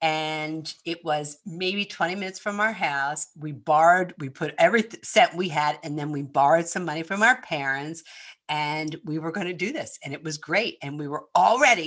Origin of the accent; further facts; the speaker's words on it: Philadelphia, Pennsylvania, United States; accent: Northeast; moved away; I'm from Philadelphia